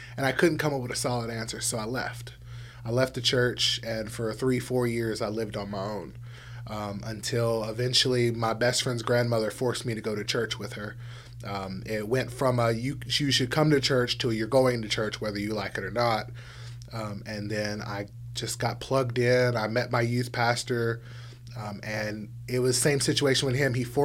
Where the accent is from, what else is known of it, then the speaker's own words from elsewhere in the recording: South Louisiana, United States; moved away; I'm from South Louisiana originally, and so pretty much everybody down there is Catholic